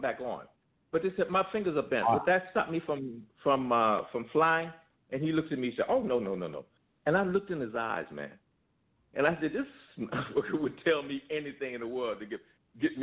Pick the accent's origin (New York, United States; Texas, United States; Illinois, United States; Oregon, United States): Illinois, United States; Chicago; I was born and raised in Chicago